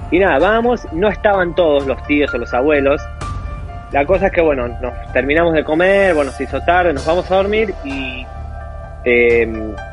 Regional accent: Argentina; also born or lived in Madrid / Mexico / Colombia; now in United Kingdom; yo de Argentina me fui a Madrid

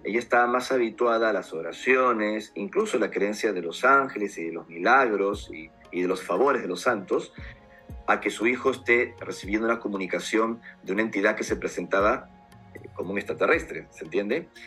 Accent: Lima, Peru; moved away; nací en Perú hace 48 años y fue mi país de origen donde todo empezó

